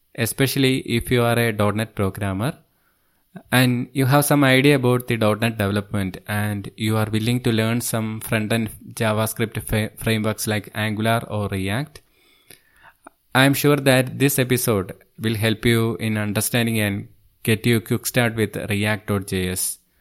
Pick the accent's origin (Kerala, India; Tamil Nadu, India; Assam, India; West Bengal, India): Kerala, India; Thiruvananthapuram; I am from Thiruvananthapuram, Kerala state, which is on the southernmost part of India.